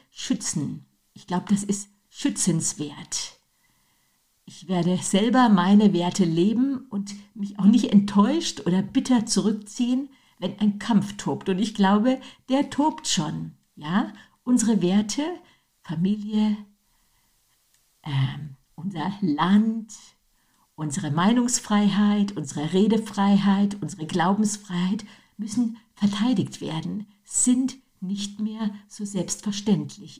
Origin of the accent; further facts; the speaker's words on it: Germany; wir Deutsche